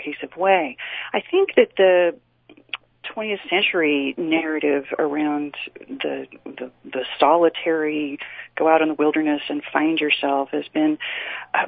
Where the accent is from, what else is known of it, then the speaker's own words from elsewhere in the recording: Utah, United States; also born or lived in New York City; I have lived in Utah since grade school. I was born in New York City